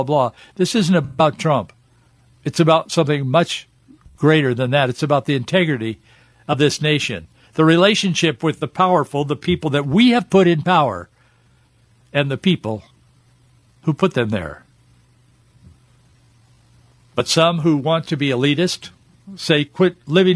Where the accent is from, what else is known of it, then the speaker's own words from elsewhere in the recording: United States; I grew up in America